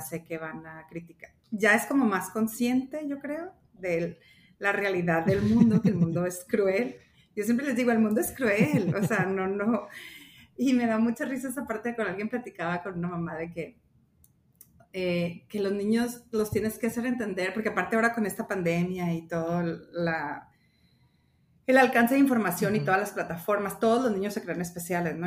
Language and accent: Spanish; Los Mochis, Sinaloa, Mexico; also born or lived in Hermosillo, Sonora; soy de aquí de Mochis